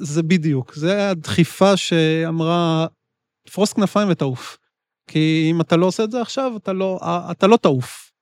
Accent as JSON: {"language": "Hebrew", "country": "Israel", "said": "אני ישראלי"}